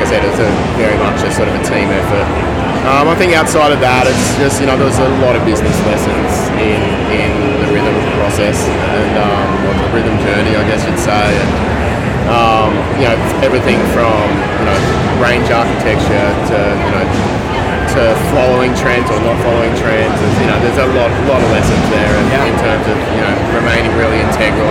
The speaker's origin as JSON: {"language": "English", "town": "Mullumbimby", "region": "New South Wales", "country": "Australia", "tie": "born or raised there", "said": "I grew up in Mullum"}